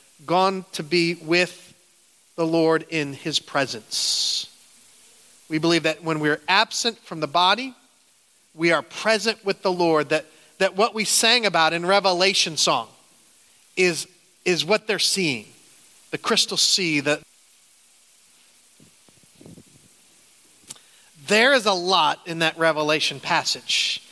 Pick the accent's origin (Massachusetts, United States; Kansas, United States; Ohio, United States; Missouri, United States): Ohio, United States; Canton; moved away as an adult; now in upstate New York, United States; I grew up in Canton